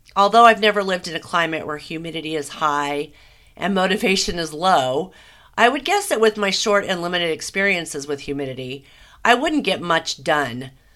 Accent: Southern California, United States; born and raised in Southern California

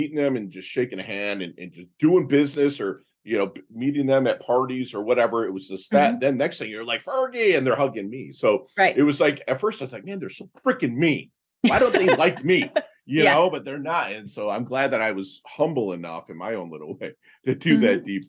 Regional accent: Midwest, United States; you know, I'm from the Midwest where, and again, mm-hmm.

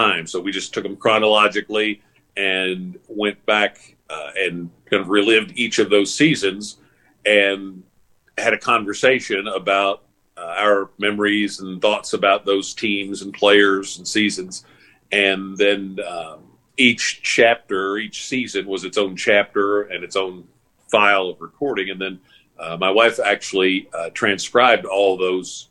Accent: Paris, Kentucky, United States; I grew up in Paris, about a half hour north of Lexington, a small town

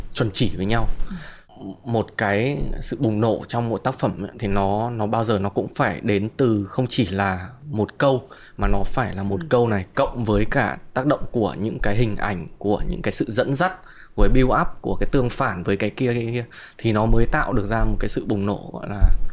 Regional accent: Hanoi, Vietnam; moved away

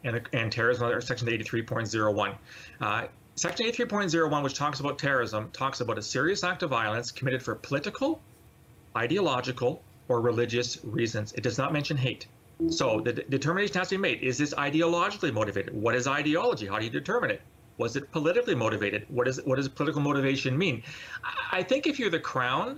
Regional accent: London, United Kingdom; London, which, by the way, is my hometown

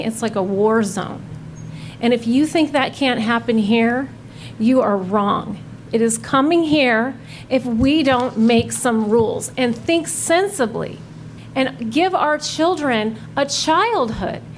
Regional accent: Washington, United States; moved away as an adult; now in Fairhope, United States; We were born and raised on the West Coast our entire lives

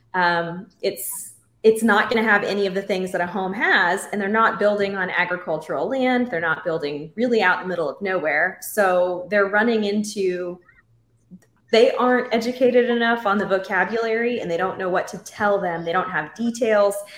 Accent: Central Texas, United States; moved away; I'm from Central Texas

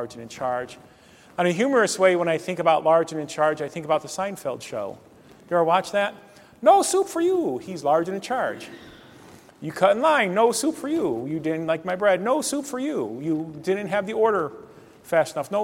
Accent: Northeast Ohio, United States; where I grew up in Northeast Ohio

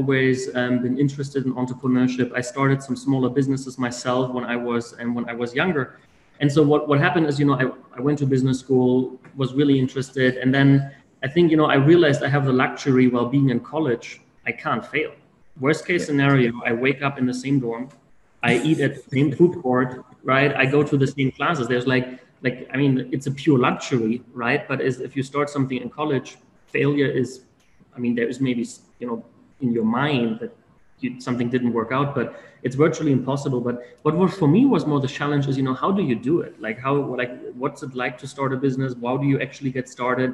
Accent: Berlin, Germany; English is a second language; moved away as an adult; now in Winston-Salem, United States; I'm originally from Germany. So I'm born and grew up in Berlin

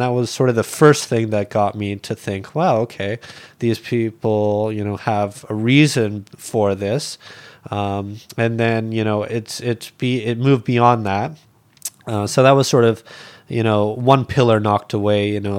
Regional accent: Alberta, Canada; like I'd seen animals be slaughtered growing up in Alberta. And, you know, like one memory I have from Alberta is when I was a small kid, we were butchering chickens.

